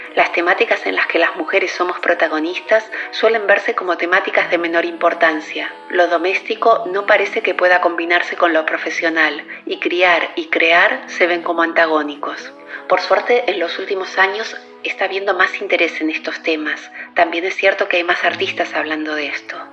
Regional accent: Bahía Blanca, Buenos Aires Province, Argentina; moved away as an adult; also born or lived in New York; now in Barcelona, Spain; Nací y me crié en Bahía Blanca y a los 20 años emigré

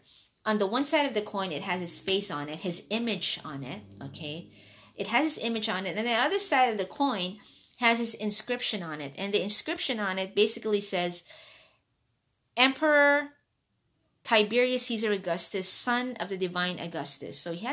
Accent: Hong Kong; also born or lived in Philippines; I was born in the Philippines and raised in Hong Kong.

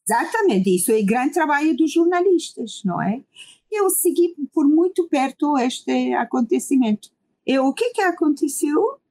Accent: Iran; Portuguese is a second language; now in Lisbon, Portugal; minhas ligações diretas com o meu país de origem

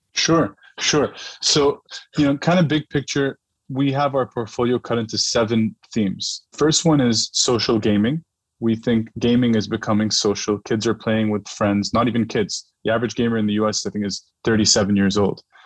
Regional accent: Dubai, United Arab Emirates; moved away as an adult; also born or lived in New York; I grew up in Dubai, and Dubai is a very brand driven culture

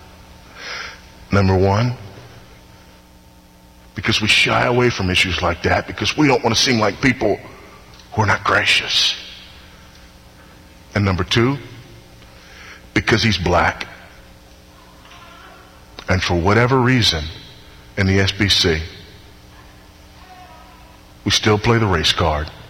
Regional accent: Houston, Texas, United States; my hometown, Houston, Texas

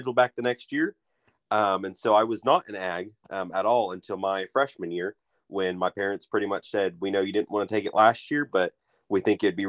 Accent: Skiatook, Oklahoma, United States; I am originally from Skytook, Oklahoma

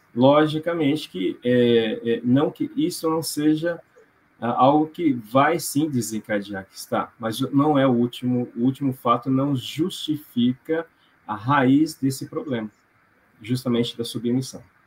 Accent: Londrina, Paraná, Brazil; sou de Londrina

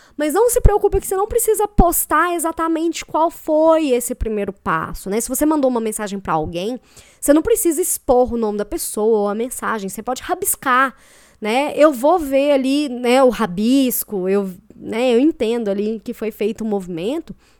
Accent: Belo Horizonte, Minas Gerais, Brazil; moved away as an adult; now in Curitiba, Brazil; eu sou de Belo Horizonte, mas eu moro em Curitiba tem dois anos, mais ou menos.

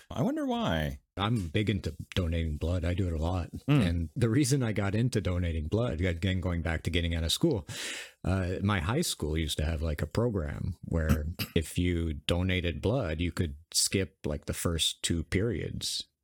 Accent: United States; we're American.

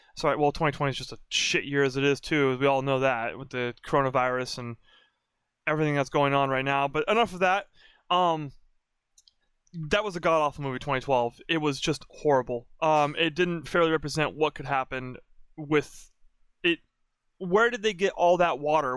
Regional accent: Oregon, United States; moved away; also born or lived in North Carolina; I grew up in Oregon for most of my life. I lived in North Carolina for a few years

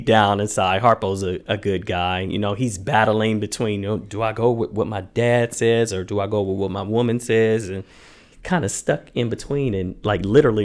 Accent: Muncie, Indiana, United States; I'm from Muncie, Indiana

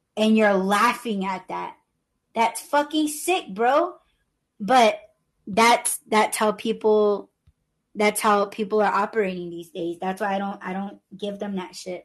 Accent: Southwest, United States; I'm Native American

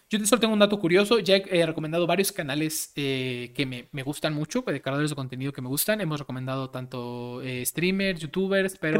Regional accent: Mexico; Como mexicano

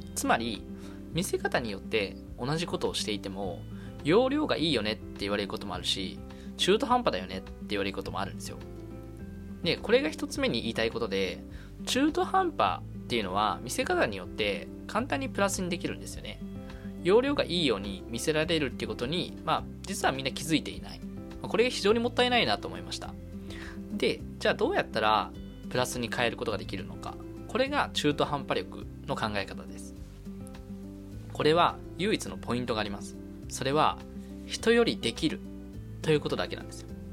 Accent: Kanagawa, Japan; now in Tokyo, Japan; 神奈川県生まれ、東京在住の20、二十五歳

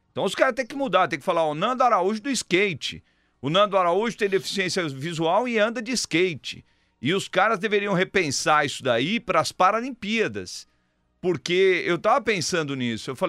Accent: Rio de Janeiro, Brazil; Sou, sou do Rio de Janeiro.

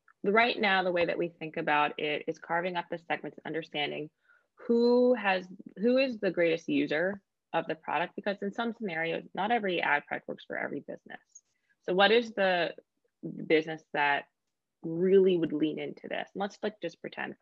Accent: United States; as an American

